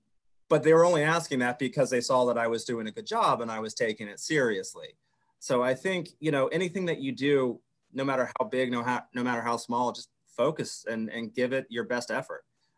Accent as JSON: {"language": "English", "region": "the South", "country": "United States", "tie": "born or raised there", "said": "It's like, no, I grew up in the South with a strict mom."}